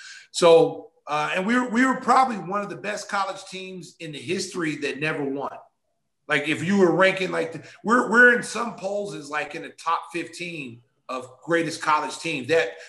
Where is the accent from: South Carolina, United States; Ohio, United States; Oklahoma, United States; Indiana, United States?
Oklahoma, United States; just coming from the wave that I came from Oklahoma